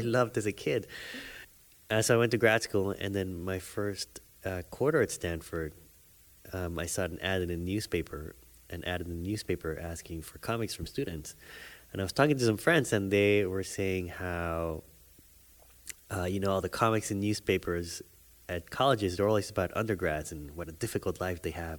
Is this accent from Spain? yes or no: no; Panama; moved away; I grew up in Panama